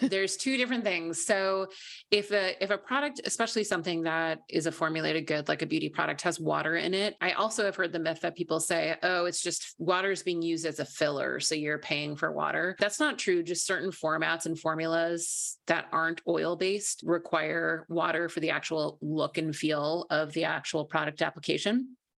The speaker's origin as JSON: {"language": "English", "region": "Minnesota", "country": "United States", "tie": "born or raised there", "said": "I grew up in Minnesota, I'm a Midwestern girl"}